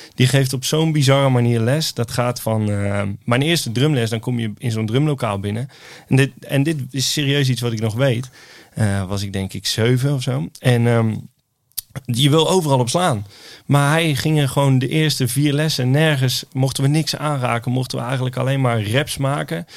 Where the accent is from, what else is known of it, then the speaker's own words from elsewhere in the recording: Oosterhout, North Brabant, Netherlands; ik kom uit Oosthout in, in Noord-Brabant.